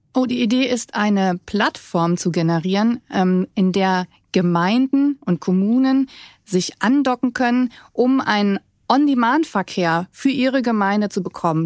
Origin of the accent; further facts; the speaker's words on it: Germany; now in Rhenish lignite mining area, Germany; Ich komme eigentlich aus dem Westerwald